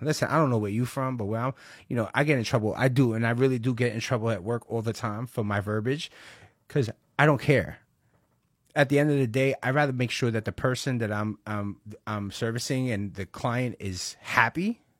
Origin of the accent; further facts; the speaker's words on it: Brooklyn, New York, United States; I'm from Brooklyn. Where are you from? Brooklyn. You know, I grew up in Park Slope.